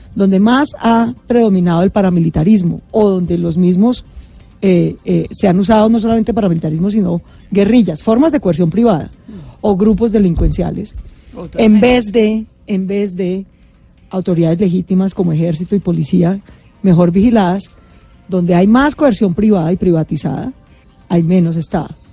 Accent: Bogotá, Colombia; yo nací en Bogotá y no en Chocó

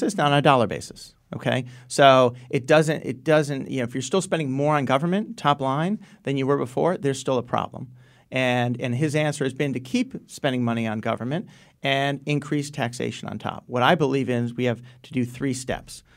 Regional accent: Stamford, Connecticut, United States; also born or lived in Enfield, Connecticut / Groton, Connecticut; I grew up in Stanford

